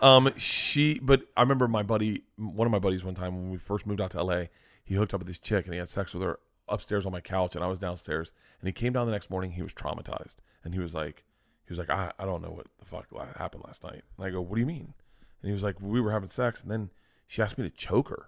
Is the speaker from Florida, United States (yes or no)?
yes; Florida, United States; moved away; I grew up in Florida